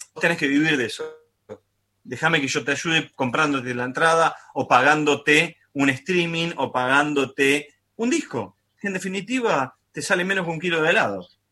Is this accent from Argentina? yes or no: yes; Argentina; lo que nos pasa a nosotros puntualmente como, argentino argentinos es que estamos en la pandemia más larga del mundo